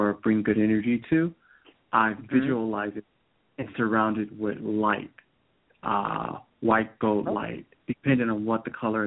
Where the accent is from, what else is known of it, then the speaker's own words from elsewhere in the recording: Cleveland Heights, Ohio, United States; now in South Carolina, United States; Right now I'm in South Carolina, which I'm originally from Ohio, but this is kind of new